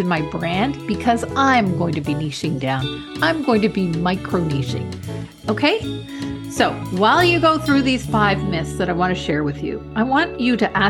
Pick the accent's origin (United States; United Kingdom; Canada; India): Canada; I'm Canadian